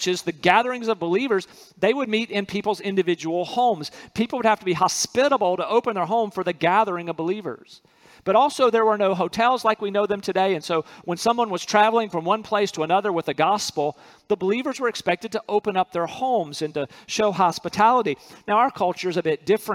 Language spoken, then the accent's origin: English; North Carolina, United States; where I'm from in North Carolina, city boy in North Carolina